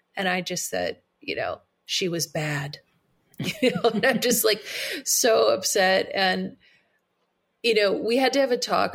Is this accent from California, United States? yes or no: yes; Monterey County, California, United States; also born or lived in Bay Area; we had always wanted to move out of the Bay Area and move back to my hometown uh, in Monterey County